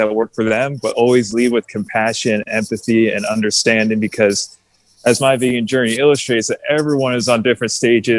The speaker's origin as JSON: {"language": "English", "region": "New Jersey", "country": "United States", "tie": "born or raised there", "also_born_or_lived": "Gettysburg, Pennsylvania", "moved": "as an adult", "said": "I grew up in New Jersey."}